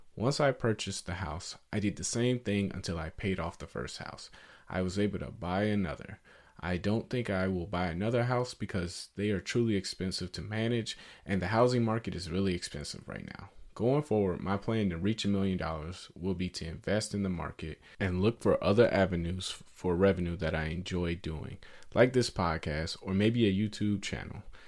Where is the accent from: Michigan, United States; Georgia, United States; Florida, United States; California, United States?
Georgia, United States; Atlanta; I grew up in Atlanta, Georgia, in a poor neighborhood.